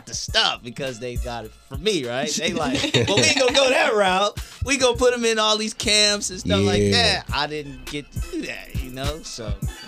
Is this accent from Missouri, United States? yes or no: yes; Kansas City, Missouri, United States; Kansas City, it's a city.